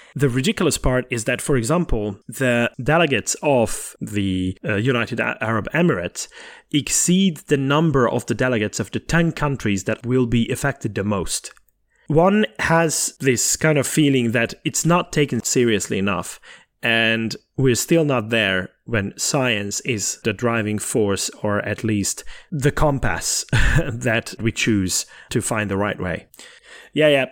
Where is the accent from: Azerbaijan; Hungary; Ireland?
Hungary; born or raised there; moved away